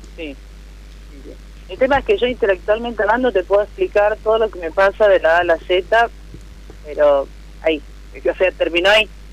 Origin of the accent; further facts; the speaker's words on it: Lanús, Buenos Aires Province, Argentina; yo soy de Lanús, acá de zona